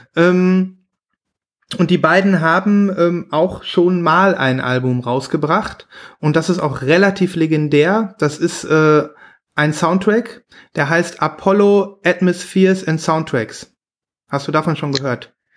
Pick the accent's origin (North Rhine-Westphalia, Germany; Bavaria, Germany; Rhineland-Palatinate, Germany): North Rhine-Westphalia, Germany; near Münster; in der Nähe von Münster, in so einem kleinen, kleinen süßen Kaff.